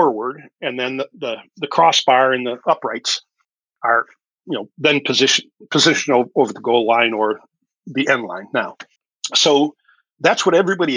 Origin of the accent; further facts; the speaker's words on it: Wisconsin, United States; also born or lived in Detroit area, Michigan; now in Detroit, United States; I grew up in Wisconsin.